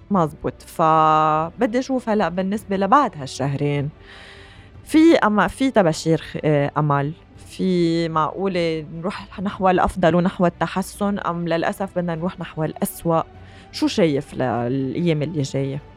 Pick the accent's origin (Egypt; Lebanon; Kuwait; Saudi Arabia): Lebanon; نحن كلبنانيين